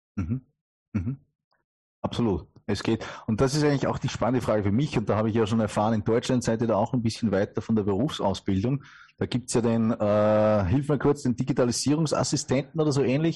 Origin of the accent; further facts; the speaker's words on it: Upper Austria, Austria; man kennt es wirklich an der Stimme, äh, kein gebürtiger Deutscher, sondern äh, aus Oberösterreich